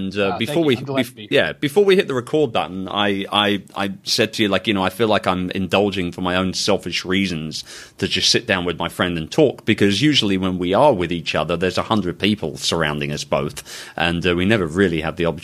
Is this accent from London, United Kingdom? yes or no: yes; London, United Kingdom; London, England, my hometown